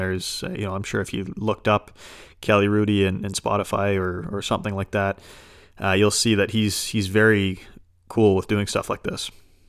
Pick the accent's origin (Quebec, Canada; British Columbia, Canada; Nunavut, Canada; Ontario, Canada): British Columbia, Canada; Vancouver; growing up in Vancouver, we didn't have too many kids that volunteered.